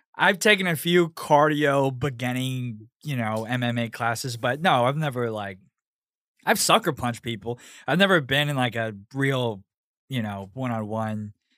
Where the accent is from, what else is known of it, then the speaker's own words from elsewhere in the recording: Houston, Texas, United States; moved away as an adult; also born or lived in Pasadena, Texas; now in New York, United States; born and raised in Houston, and then I moved to New York, uh, almost a year ago